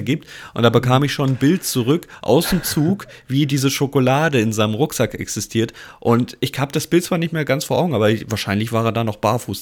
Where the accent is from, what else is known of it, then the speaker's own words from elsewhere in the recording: Giessen, Hesse, Germany; now in Hamburg, Germany; ich bin gebürtig aus Hessen, ähm, geboren in Gießen